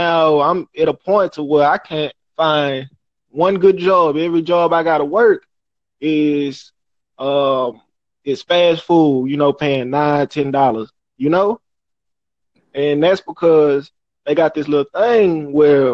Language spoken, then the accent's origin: English; Houston, Texas, United States; I'm from Houston, Texas, out here on the north side